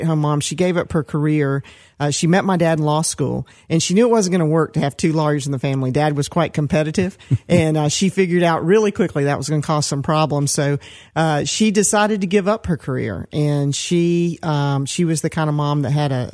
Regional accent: Decatur, Georgia, United States; also born or lived in Atlanta, Georgia / Stone Mountain, Georgia; I was born in Atlanta, and I grew up, first of all, in Decatur, Georgia, which was a medium-sized town. And later we were moving to the suburbs out a little further to Stone Mountain

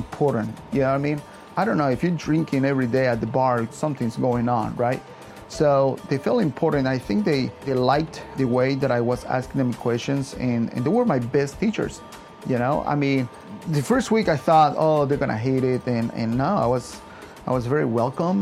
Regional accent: Yucatán, Mexico; also born or lived in Arlington, Virginia; now in United States; I'm from Yucatan, Mexico. I pretty much grew up in a farm

